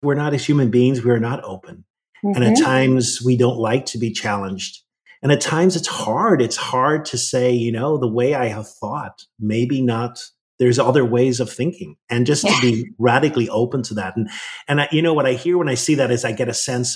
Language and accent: English; Ireland; part of my spirituality is very much grounded in where I grew up in Ireland